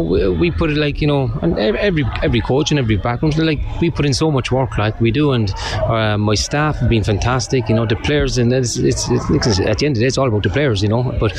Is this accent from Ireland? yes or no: yes; Cork, Munster, Ireland; I'm from Cork